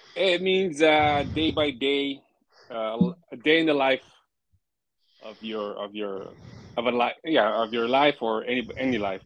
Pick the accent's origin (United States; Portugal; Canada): United States; Pomona, California; I'm from Pomona